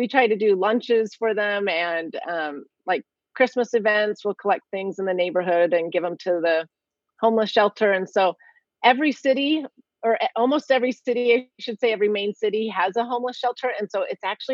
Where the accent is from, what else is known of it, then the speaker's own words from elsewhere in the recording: California, United States; I grew up in California. I'm a California girl.